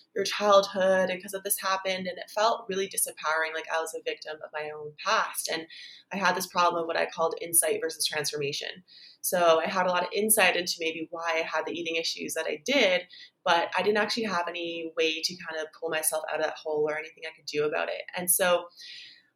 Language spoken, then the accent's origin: English; Canada; now in Bali, Indonesia; I'm Canadian, but I live in Bali